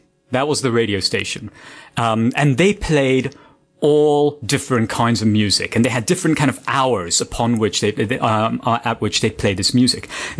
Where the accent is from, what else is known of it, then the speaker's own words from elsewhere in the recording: Dubai, United Arab Emirates; moved away; also born or lived in Mumbai, India; that was the Dubai that I grew up in. It had around 400,000 people.